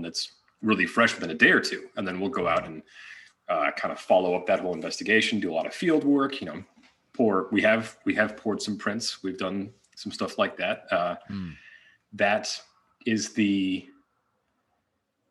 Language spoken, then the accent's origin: English; Colorado, United States; moved away as an adult; also born or lived in California; now in Oregon, United States; I was born in California, but I've spent the majority of my life in Colorado. My family moved there when I was very young, and so I kind of grew up there